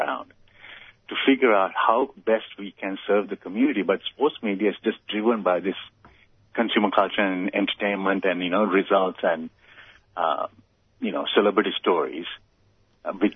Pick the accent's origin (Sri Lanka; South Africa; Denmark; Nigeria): Sri Lanka; moved away as an adult; also born or lived in United States; I came from Sri Lanka, went to America to be a better springboard diver